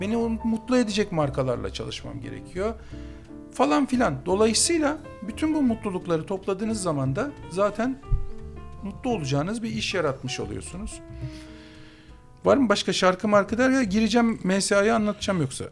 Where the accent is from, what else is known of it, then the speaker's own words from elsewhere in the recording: Istanbul, Turkey; ben oralıyım